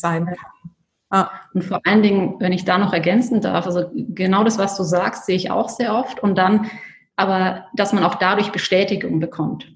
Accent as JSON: {"language": "German", "town": "Bayreuth", "region": "Bavaria", "country": "Germany", "moved": "as an adult", "lives_now": "Horgen, Switzerland", "said": "ich selbst komme aus Bayreuth, ähm, also das ist der Nordosten von Bayern"}